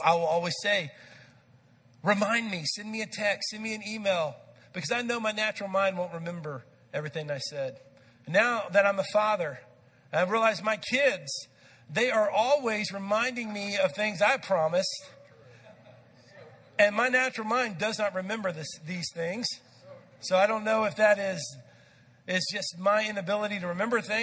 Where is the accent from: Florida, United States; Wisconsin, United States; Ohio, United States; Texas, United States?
Texas, United States; I grew up in Texas